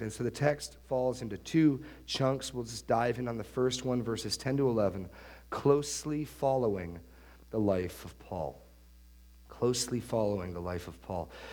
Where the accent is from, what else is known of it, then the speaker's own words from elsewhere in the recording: New Hampshire, United States; where I grew up in New Hampshire